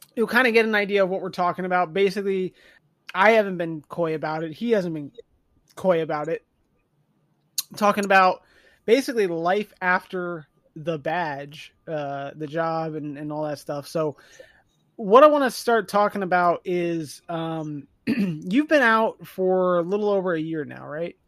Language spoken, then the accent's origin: English; the North, United States; I'm also from the North